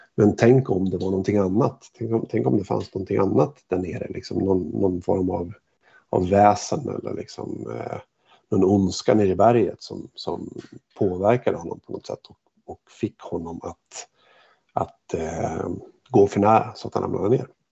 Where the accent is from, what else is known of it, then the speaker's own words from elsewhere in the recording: Hofors, Gävleborg County, Sweden; moved away; jag var hemma i Hofors och besökte mina föräldrar